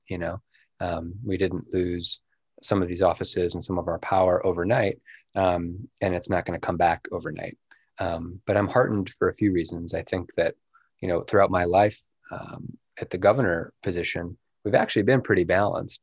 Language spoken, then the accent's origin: English; South Bend, Indiana, United States; invest in in my hometown